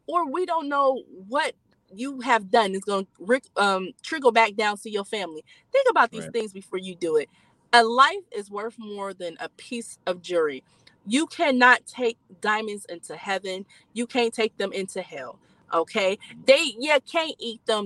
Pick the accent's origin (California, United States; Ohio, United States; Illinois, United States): Ohio, United States; Youngstown; I'm from Youngstown